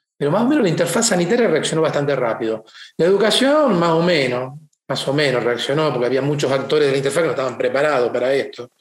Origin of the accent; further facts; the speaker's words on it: Argentina; moved away as an adult; also born or lived in Italy; Yo hace 31 años que me fui de Argentina